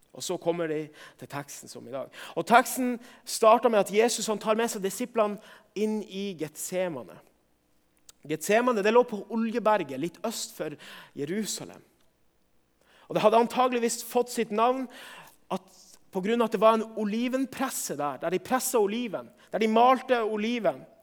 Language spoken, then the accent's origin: Norwegian; Northern Norway, Norway; for min del som nordlending